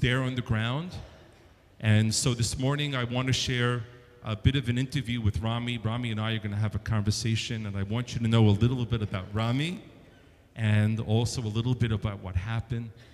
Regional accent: New York, United States; moved away; I was a young boy growing up in New York, if you can't tell from the accent

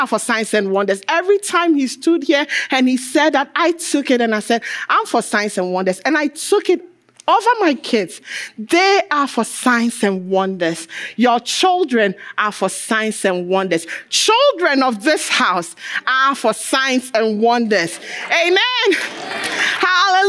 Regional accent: Ghana; I'm African. I'm Ghanaian.

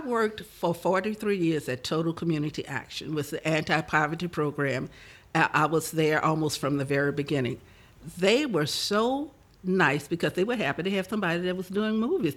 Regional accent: New Orleans, Louisiana, United States; I was born in New Orleans uh, 73 years ago

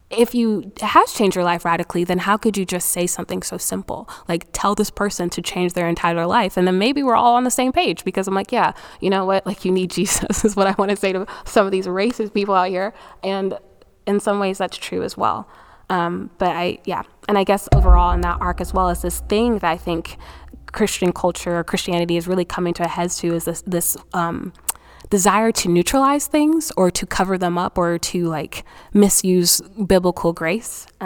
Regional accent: Nigeria; I think 2020 has been such a reminder for me as a Nigerian that um, no country can save you.

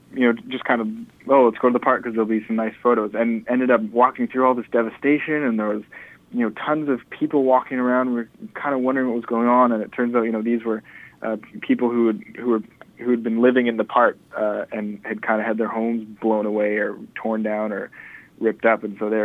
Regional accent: Vancouver, British Columbia, Canada; Most people I know are born and raised in Vancouver. That could be because I kind of have the same friends now that I had in high school.

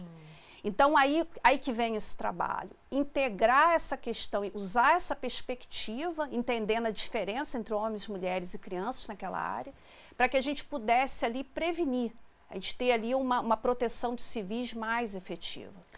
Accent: Brazil; nós somos brasileiros

